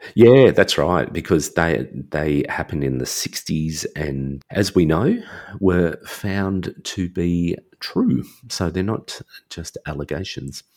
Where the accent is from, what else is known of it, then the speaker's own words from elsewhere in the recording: Australia; I'm Australian